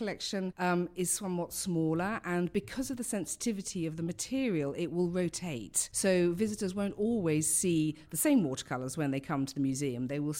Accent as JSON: {"language": "English", "region": "London", "country": "United Kingdom", "said": "I come from London, as you can tell by my accent."}